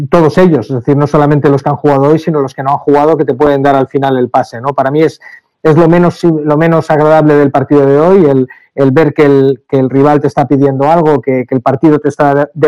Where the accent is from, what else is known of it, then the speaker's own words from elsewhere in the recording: Castellón de la Plana, Valencian Community, Spain; Sabemos de dónde venimos, venimos de Castellón, una capital eh, pequeña de provincia donde, donde el, amor a, unos colores es, muy grande porque, porque viene pasando de, de padres a hijos, de, de madres a hijas y, lo llevamos muy dentro.